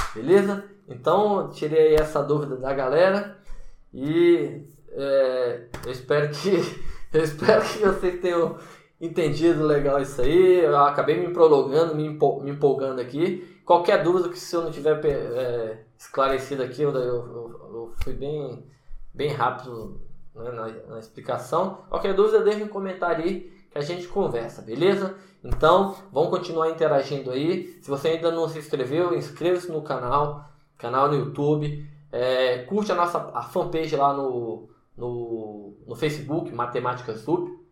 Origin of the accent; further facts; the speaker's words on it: Brasília, Federal District, Brazil; moved away as an adult; also born or lived in Salvador, Bahia; eu sou de Brasília, natural de Brasília